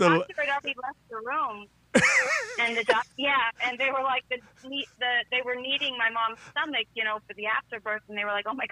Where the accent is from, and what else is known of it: Albion, Illinois, United States; born or raised there; also born or lived in Decatur, Illinois